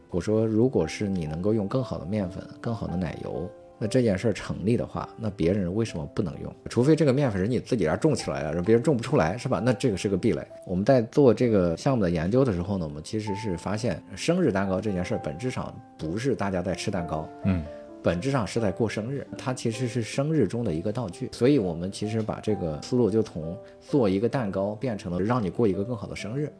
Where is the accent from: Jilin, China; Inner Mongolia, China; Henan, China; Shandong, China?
Shandong, China; Qingzhou; moved away as an adult; also born or lived in Xi'an; 我可能就是比较典型的农村的孩子吧。我是七六年出生，我们是山东潍坊青州市的一个农村